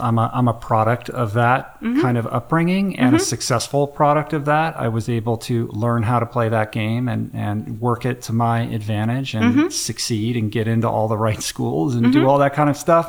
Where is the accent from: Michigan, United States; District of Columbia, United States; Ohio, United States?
District of Columbia, United States; Washington; I grew up in Washington, D.C., and I can remember vividly, you know, every car is a Volvo with a bumper sticker on the back of what school the kid goes